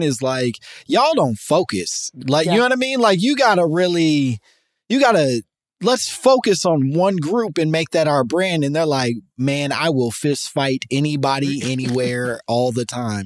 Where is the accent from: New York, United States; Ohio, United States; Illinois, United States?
Illinois, United States; Chicago; I'm from Chicago